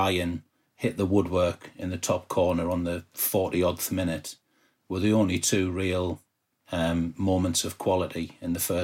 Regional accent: Peterborough, East of England, United Kingdom; I'm from Peterborough

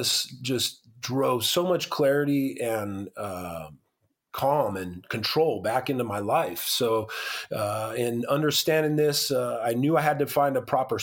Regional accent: Moreno Valley, California, United States; I'm a partner in one of the locations in my hometown in Moreno Valley, California

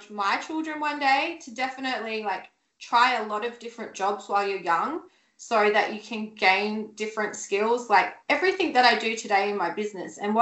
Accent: Sydney, New South Wales, Australia; moved away as an adult; now in Gold Coast, Australia; I'm from Sydney originally and I moved to the Gold Coast, oh God, so it'd be at least 11 or 12 years ago now.

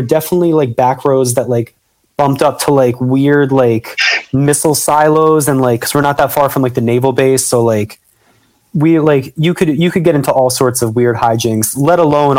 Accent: Jackson, New Jersey, United States; I grew up in Jackson

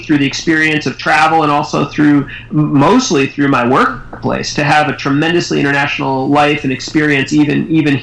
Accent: United States; I grew up in the United States

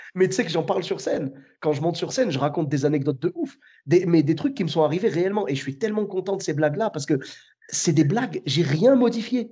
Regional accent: Clermont-Ferrand, Auvergne-Rhône-Alpes, France; moved away as an adult; now in Bordeaux, France; je suis de Clermont-Ferrand à la base

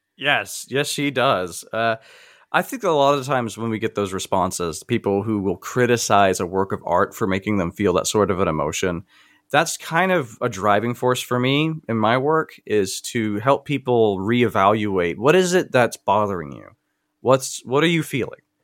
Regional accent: the South, United States; I grew up in the South

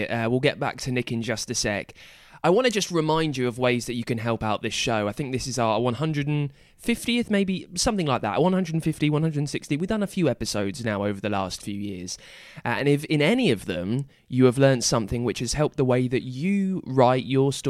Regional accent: United Kingdom; I'm British

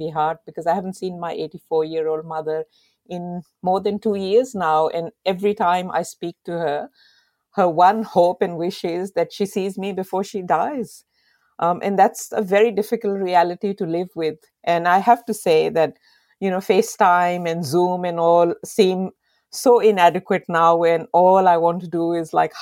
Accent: Pakistan; moved away as an adult; now in Australia; when I was growing up in Pakistan

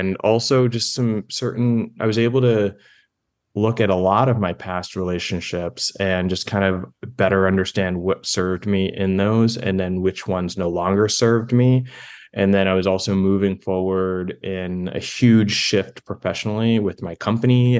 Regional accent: East Coast, United States; moved away; I'm from the East Coast

